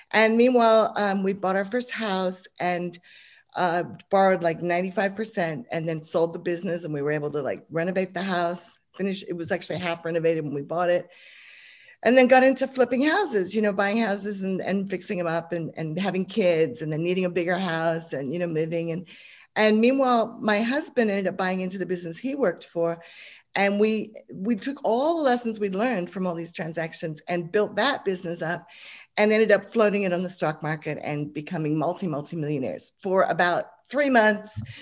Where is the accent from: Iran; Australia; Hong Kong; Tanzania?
Hong Kong; I started off just uh, growing up, growing up in Hong Kong, funnily enough, I lived overseas. My dad got a job over there